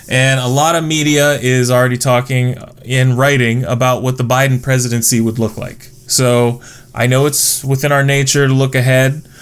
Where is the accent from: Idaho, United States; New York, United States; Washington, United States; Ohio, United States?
Ohio, United States; Findlay; I was born and raised in Findlay